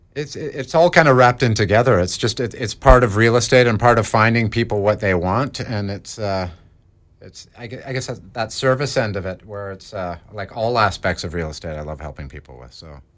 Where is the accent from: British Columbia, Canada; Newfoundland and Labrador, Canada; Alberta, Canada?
British Columbia, Canada; Mission; Born and raised in Mission